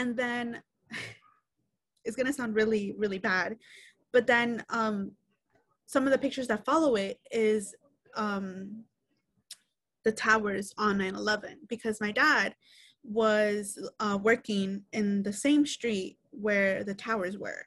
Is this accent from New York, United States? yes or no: yes; New York City, New York, United States; I am from New York City, born and raised here